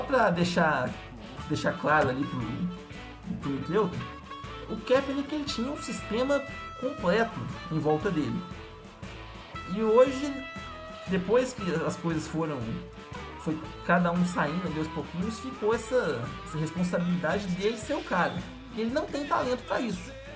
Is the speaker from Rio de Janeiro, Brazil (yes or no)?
no; São João del-Rei, Minas Gerais, Brazil; sou de São João Del Rei, uma cidade histórica interior de Minas Gerais